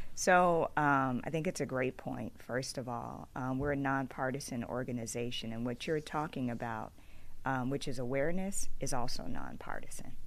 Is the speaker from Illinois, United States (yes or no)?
yes; Bellwood, Illinois, United States; I grew up in the suburbs. I grew up in Bellwood